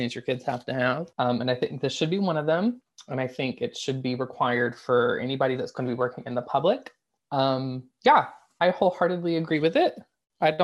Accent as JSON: {"language": "English", "region": "Alabama", "country": "United States", "moved": "yes", "said": "I'm from Alabama and Kay Ivey was my governor for a brief minute while I was there"}